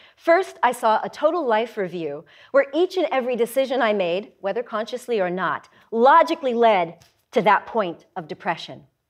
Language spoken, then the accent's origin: English; Denver, Colorado, United States; also born or lived in Nevada; My mother then moved our family to Denver, Colorado